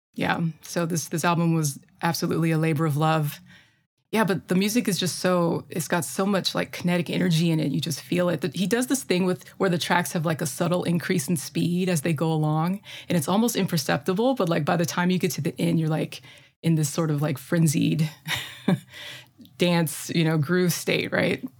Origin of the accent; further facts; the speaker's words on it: Midwest, United States; accent: Midwestern; my terrible Midwestern accent